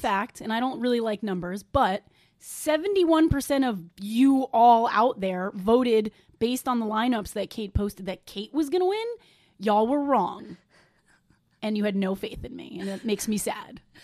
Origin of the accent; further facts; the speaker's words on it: New York, United States; I'm from New York